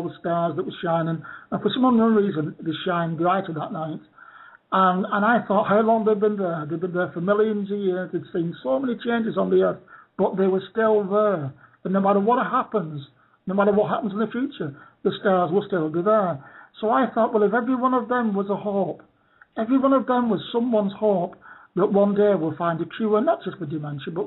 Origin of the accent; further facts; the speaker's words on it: Bolton, North West England, United Kingdom; now in Torquay, United Kingdom; my hometown of Bolton